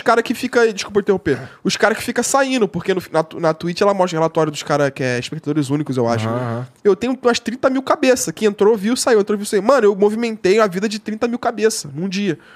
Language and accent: Portuguese; Nova Iguaçu, Rio de Janeiro, Brazil; eu moro em Nova Iguaçu